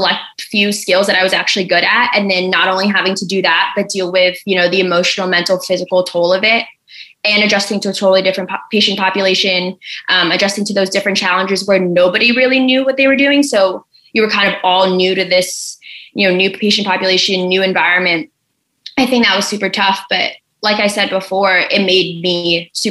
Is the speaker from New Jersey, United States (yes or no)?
yes; New Jersey, United States; now in Baltimore, United States; I'm from New Jersey